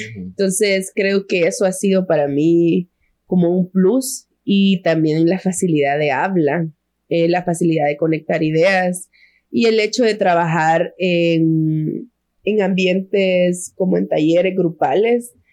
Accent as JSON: {"language": "Spanish", "country": "El Salvador", "said": "somos tres, tres mujeres salvadoreñas"}